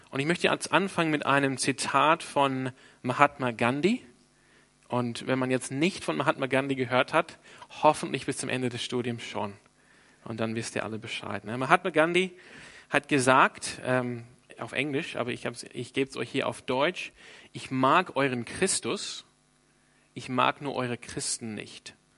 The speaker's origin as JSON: {"language": "German", "town": "Sydney", "region": "New South Wales", "country": "Australia", "moved": "yes", "lives_now": "Freiburg, Germany", "said": "ich bin ursprünglich aus Sydney"}